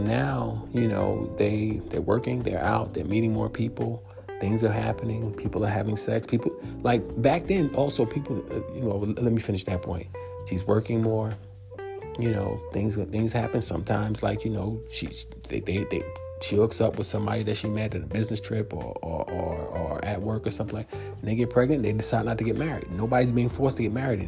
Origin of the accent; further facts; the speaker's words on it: New York, United States; I grew up in New York